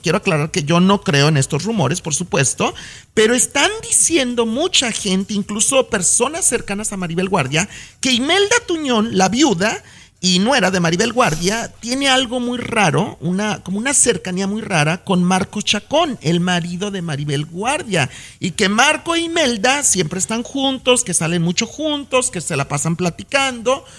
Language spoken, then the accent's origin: Spanish; Mexico; now in United States; como mexicano